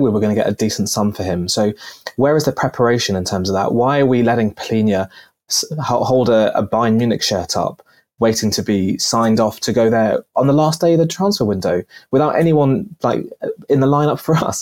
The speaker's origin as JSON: {"language": "English", "country": "Pakistan", "moved": "yes", "lives_now": "United Kingdom", "said": "I'm originally from Pakistan"}